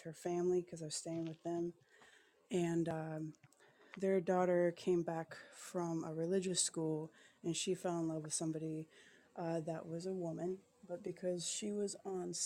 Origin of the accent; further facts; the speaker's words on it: Seattle, Washington, United States; moved away as an adult; also born or lived in Philippines; now in Iowa, United States; Originally I'm from Seattle, Washington